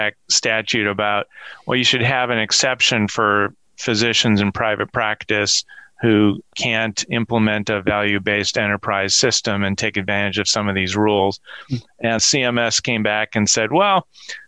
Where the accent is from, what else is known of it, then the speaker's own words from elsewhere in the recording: Minnesota, United States; my home state of Minnesota